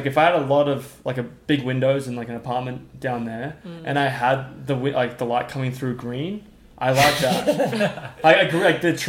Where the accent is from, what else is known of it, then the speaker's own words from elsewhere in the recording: Midwest, United States; now in Boulder, United States; I was worried coming from the Midwest. I was worried that I wouldn't be finding a good pizza place in Colorado because I feel like I struggled a little bit.